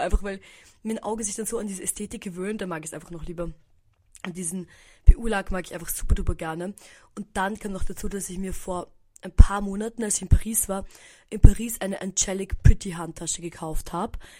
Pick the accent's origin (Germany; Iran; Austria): Austria; bei uns in Österreich